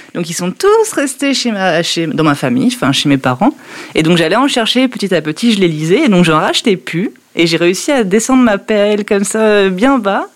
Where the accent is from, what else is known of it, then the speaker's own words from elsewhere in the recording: Normandy, France; moved away; also born or lived in Nord; je travaille dans le Nord, pas par ici, mais je suis originaire de Normandie